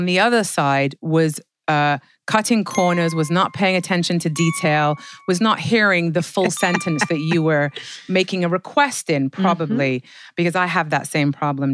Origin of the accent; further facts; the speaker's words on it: England, United Kingdom; I'm from England where it rains 362 days a year.